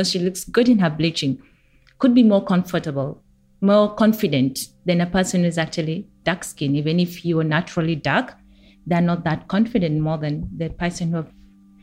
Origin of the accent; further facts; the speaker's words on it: Kenya; now in South Sudan; I grew up in Kenya